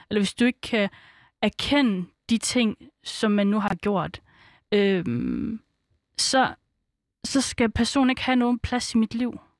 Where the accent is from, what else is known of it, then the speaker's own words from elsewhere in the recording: Svendborg, Southern Denmark, Denmark; born there; Jamen, jeg kommer fra Fyn. Nej, men altså, hvor kommer du fra? Jamen, altså, jeg, jeg er født på Fyn, altså, jeg er født i Svendborg.